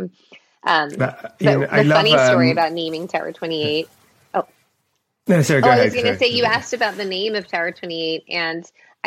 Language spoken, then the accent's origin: English; Los Angeles, California, United States; also born or lived in Minnesota; my parents immigrated from Taiwan, I was born in Minnesota, I grew up in Los Angeles, but inland Los Angeles